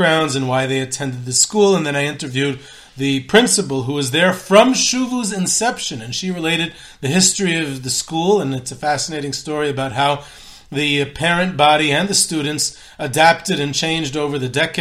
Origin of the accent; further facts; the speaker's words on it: Muncie, Indiana, United States; moved away as an adult; now in Israel; I was growing up in Muncie at the time